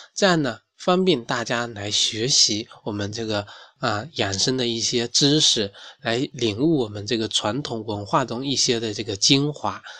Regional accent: China; 我们中国人一半以上的很多成年人啊，都存在头皮健康的问题

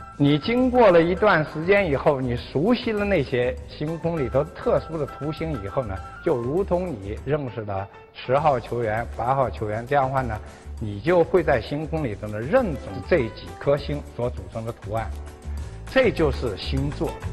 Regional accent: China; 我们中国人呢，有一个非常，呃，好的办法了

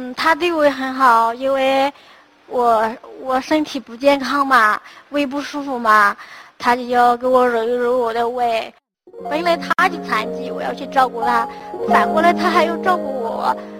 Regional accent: Laiyang, Shandong, China; also born or lived in Yunnan; 我来自山东雷瑶

